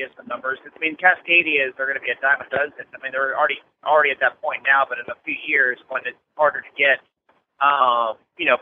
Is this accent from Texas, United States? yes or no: yes; Dallas, Texas, United States; I'm from Dallas